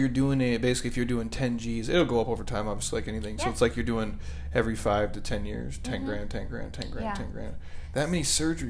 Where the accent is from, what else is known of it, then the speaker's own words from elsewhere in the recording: Midwest, United States; Dude, I'm a dude. I'm from the Midwest, bro.